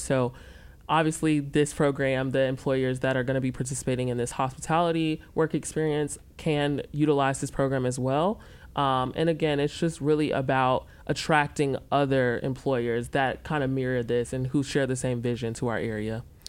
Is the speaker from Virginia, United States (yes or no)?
no; Memphis, Tennessee, United States; also born or lived in Charlotte area; now in Rock Hill, United States; I'm actually originally from Memphis, Tennessee.